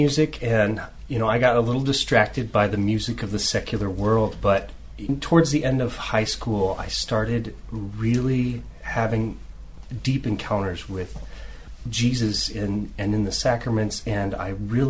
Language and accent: English; Omaha, Nebraska, United States; I grew up in Omaha, Nebraska, and I have always kind of lived in the Nebraska area and have loved Omaha my whole life.